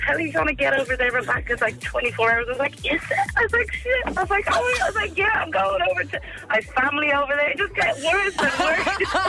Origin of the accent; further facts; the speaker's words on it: Dublin, Leinster, Ireland; I'm from Clondalkin. I'm actually from Clondalkin.